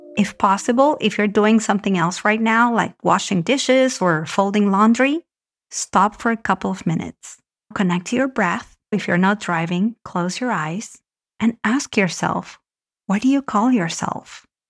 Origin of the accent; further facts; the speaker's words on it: Argentina; moved away; I grew up in Argentina